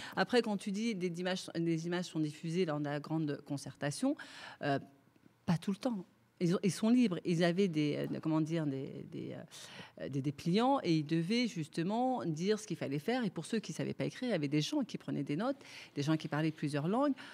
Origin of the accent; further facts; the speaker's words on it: Clichy-sous-Bois, Île-de-France, France; je suis née là, j'ai grandi là, donc j'ai une certaine proximité avec les habitants du territoire.